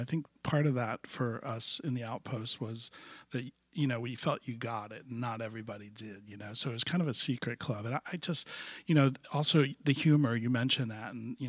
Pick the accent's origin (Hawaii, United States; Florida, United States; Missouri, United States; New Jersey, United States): Florida, United States; Miami; I grew up in Miami in the 70s, which was an outpost as well.